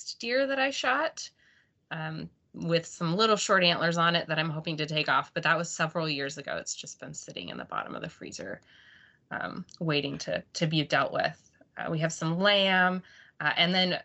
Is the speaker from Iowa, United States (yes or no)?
no; Idaho Falls, Idaho, United States; I grew up in Idaho, so Southeast Idaho, Idaho Falls